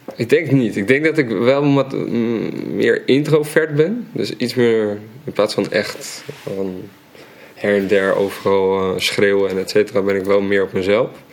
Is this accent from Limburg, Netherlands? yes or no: no; Amsterdam, North Holland, Netherlands; In Amsterdam-Oost, ehm, in de Watergasmeer.